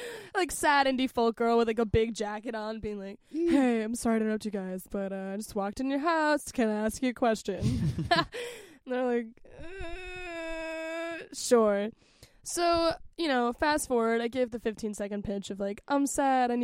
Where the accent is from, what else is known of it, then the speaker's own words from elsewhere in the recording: West Virginia, United States; I'm from West Virginia